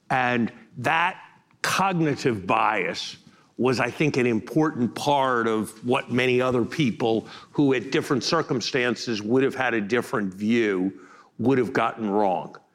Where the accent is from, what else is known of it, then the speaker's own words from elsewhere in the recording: Uganda; I'm from Uganda in Africa.